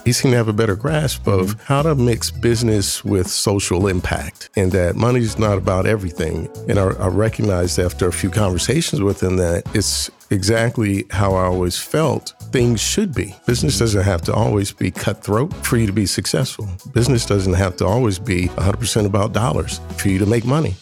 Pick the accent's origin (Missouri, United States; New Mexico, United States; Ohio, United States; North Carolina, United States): Ohio, United States; Columbus; also born or lived in Washington, D.C.; I'm from Columbus, born and raised in Columbus City Schools